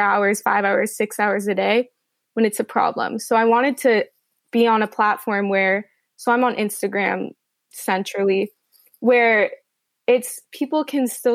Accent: Los Angeles, California, United States; I'm from Los Angeles.

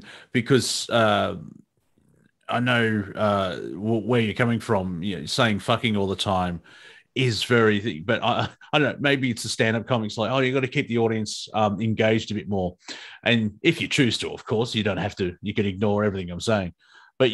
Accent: Australia; accent: Australian; keep my Australian accent

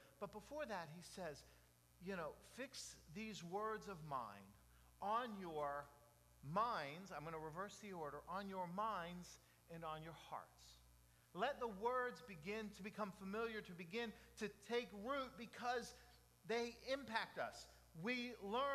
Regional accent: Jacksonville, Florida, United States; also born or lived in Dade City; 25 East 59th Street. That was my address growing up in Jacksonville

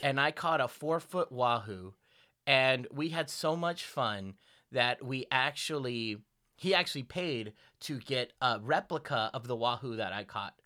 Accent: the South, United States; accent: southern; my southern accent slips out

